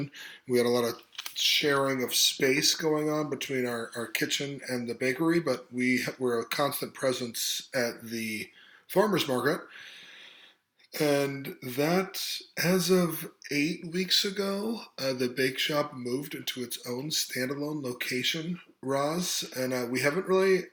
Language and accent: English; Cleveland, Ohio, United States; also born or lived in South Korea; now in Athens, United States; I grew up in the Cleveland area, east of Cleveland.